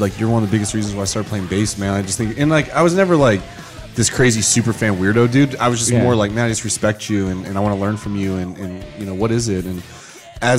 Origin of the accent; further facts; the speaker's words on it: Avella, Pennsylvania, United States; Where I grew up on the outside of Pittsburgh, so it's a little small town called Avella, PA